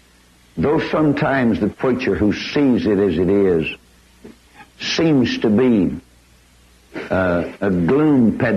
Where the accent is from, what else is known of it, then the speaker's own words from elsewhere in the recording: Corpus Christi, Texas, United States; If I were to take you to my city of Corpus Christi, without seeking to be critical, but just using my hometown of 200,000 souls